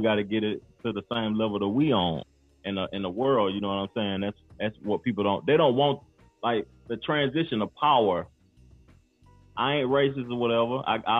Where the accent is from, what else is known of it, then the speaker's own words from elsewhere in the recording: Knoxville, Tennessee, United States; now in Charlotte, United States; I'm from Knoxville